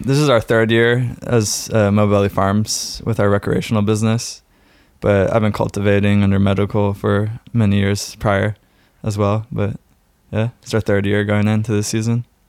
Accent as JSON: {"language": "English", "town": "San Francisco", "region": "California", "country": "United States", "tie": "born or raised there", "moved": "yes", "lives_now": "Oregon, United States", "said": "growing up in San Francisco"}